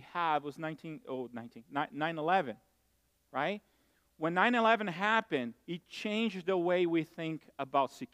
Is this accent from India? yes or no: no; Brazil; moved away; I grew up in Brazil